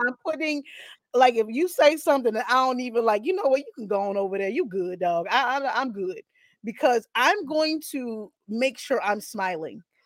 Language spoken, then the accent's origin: English; South Carolina, United States; I'm from South Carolina